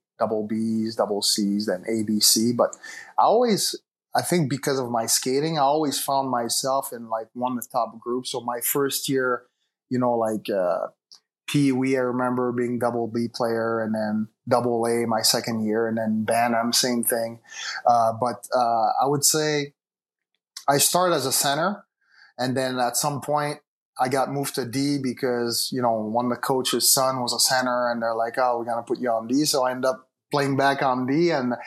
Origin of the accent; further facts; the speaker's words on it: Laval, Quebec, Canada; also born or lived in Montreal; I was born and raised in Montreal, but I grew up in, it's a city. I mean, it's a suburban area of Montreal called Laval